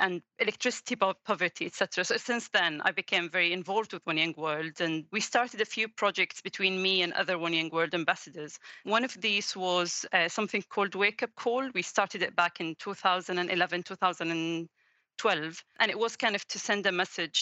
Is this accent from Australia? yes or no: no; Jordan; I'm from Jordan and grew up there all my life.